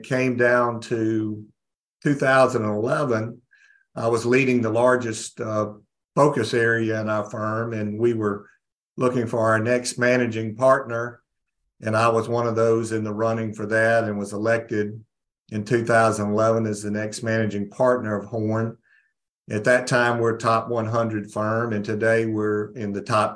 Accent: North Mississippi, United States; I was raised in North Mississippi

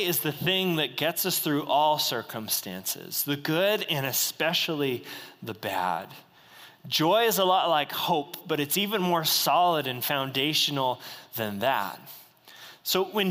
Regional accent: United States; I was born in the United States

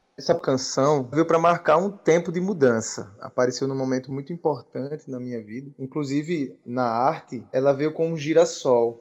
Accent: Itabaiana, Paraíba, Brazil; now in João Pessoa, Brazil; Quando eu vim de Itabaiana morar em João Pessoa

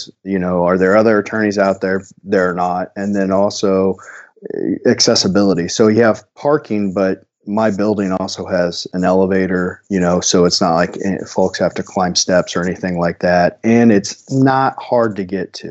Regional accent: Centralia, Missouri, United States; now in Columbia, United States; I'm from a small town Tyson's familiar with, Centralia, Missouri

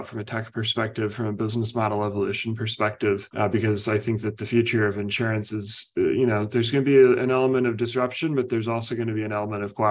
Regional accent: Indiana, United States; moved away; I grew up in Indiana

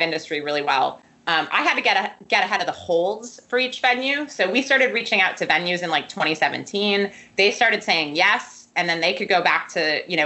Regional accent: Milwaukee, Wisconsin, United States; moved away; I'm originally from Wisconsin

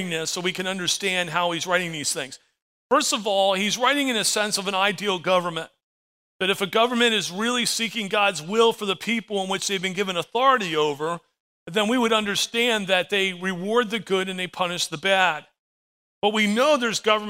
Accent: United States; As an American, I live under the American flag

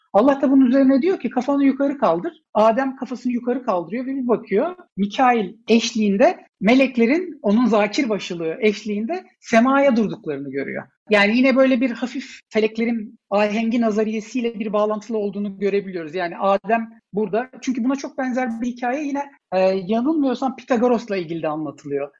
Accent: Ankara, Turkey; Ben Ankara'da büyüdüm.

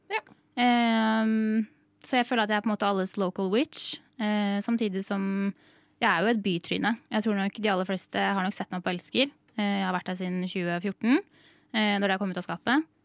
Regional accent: Sande, Vestfold, Norway; er fra Sande i Vestfold. Jeg er fra Vestfold.

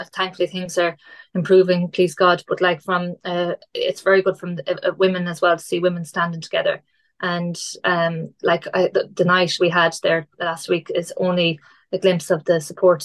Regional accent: Ballinrobe?, Connacht, Ireland; also born or lived in Australia; now in Clarenbridge, Ireland; I grew up in Balmoral, where I started my first office

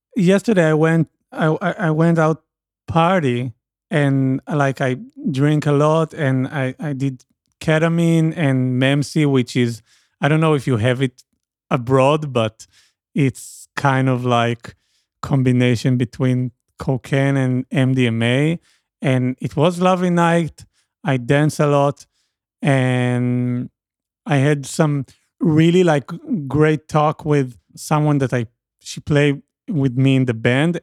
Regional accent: Israel; English is a second language; I'm from Israel

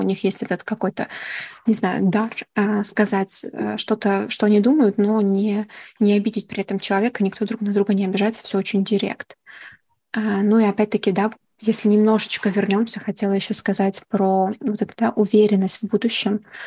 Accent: Kyiv, Ukraine; moved away as an adult; now in Netherlands; Я из Киева

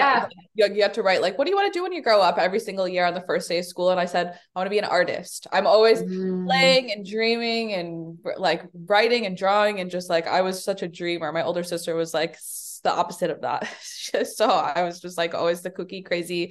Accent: Chicago, Illinois, United States; I was born in the South Side of Chicago

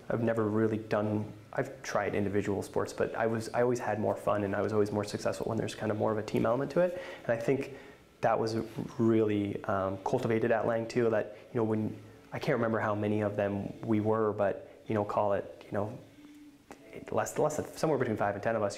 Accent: East Coast, Northeast, United States; moved away as an adult; also born or lived in Boston, Massachusetts; now in Oregon, United States; I grew up on the East Coast

